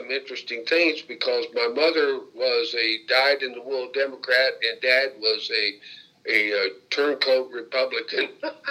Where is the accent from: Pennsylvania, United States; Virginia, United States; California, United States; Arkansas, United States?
Virginia, United States; born there; I was born in Bath County, Virginia, on July 1st, 1938.